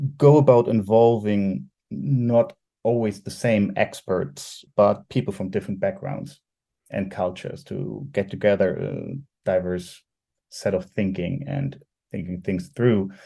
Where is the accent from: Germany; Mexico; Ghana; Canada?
Germany; I'm from Germany